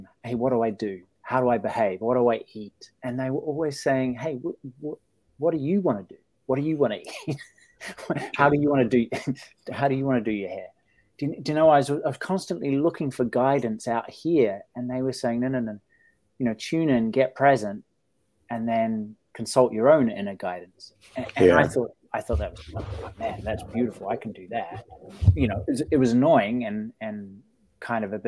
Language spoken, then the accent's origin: English; New Zealand; born or raised there